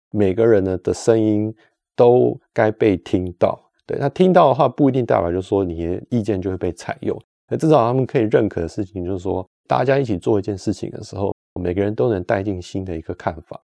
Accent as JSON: {"language": "Chinese", "country": "Taiwan", "tie": "born or raised there", "moved": "as an adult", "lives_now": "Switzerland", "said": "从小在台湾，呃，学跟人家互动合作啊"}